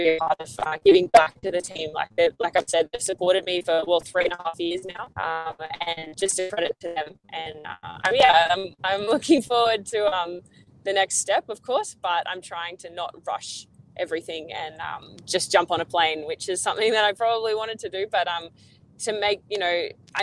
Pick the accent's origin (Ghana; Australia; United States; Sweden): Australia; as an Aussie